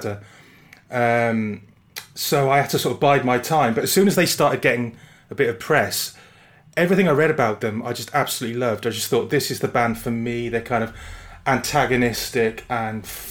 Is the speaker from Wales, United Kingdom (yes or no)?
yes; Barry, Wales, United Kingdom; I'm from Barry in South Wales, which is, I suppose, about 20 miles from Blackwood